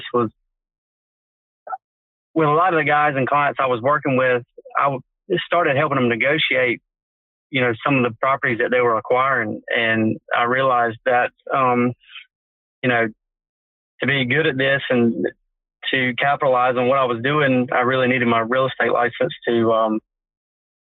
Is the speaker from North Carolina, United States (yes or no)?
yes; Hyde County, North Carolina, United States; I was born and raised in Hyde County